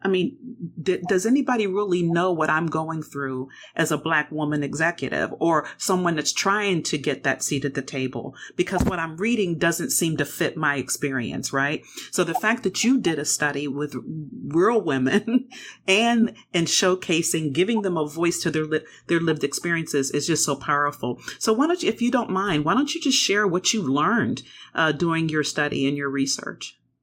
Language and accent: English; Pennsylvania, United States; Pennsylvania State University, my home state